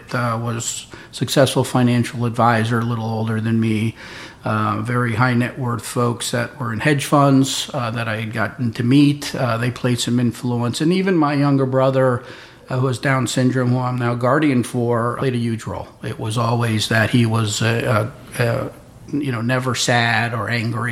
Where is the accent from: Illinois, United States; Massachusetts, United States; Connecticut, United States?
Connecticut, United States; Darien; I grew up in Darien, Connecticut